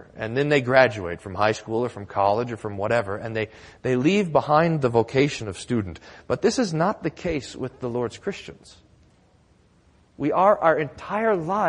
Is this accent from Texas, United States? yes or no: yes; Texas, United States; Growing up in Texas